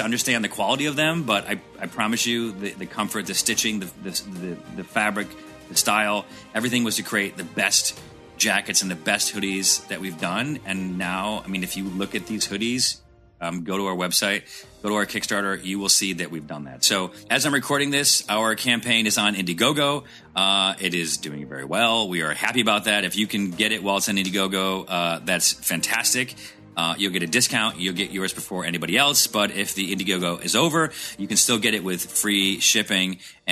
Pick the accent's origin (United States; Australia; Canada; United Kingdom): United States; Syracuse, New York; I grew up in Syracuse, and so when I tell people Syracuse, New York